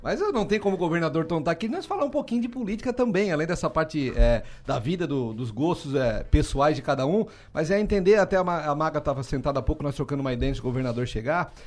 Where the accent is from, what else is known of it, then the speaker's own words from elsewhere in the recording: Içara, Santa Catarina, Brazil; eu como insarense, legítimo, defendo sempre a minha terra, a minha cidade